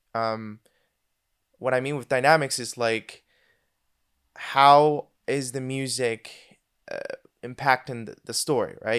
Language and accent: English; Venezuela; moved away as an adult; now in Switzerland; I am actually from Venezuela, if anybody knows where that is. And uh, I moved out of there when I was 19 straight to Switzerland